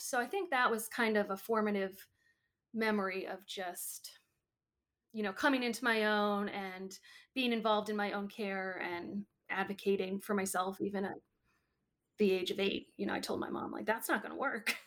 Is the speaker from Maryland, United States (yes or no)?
yes; Maryland, United States; also born or lived in Green Bay, Wisconsin / Chicago suburbs, Illinois; I was born in Green Bay, Wisconsin, and then we lived in, um, the suburbs of Chicago, and then when I was seven, six or seven, we moved to Maryland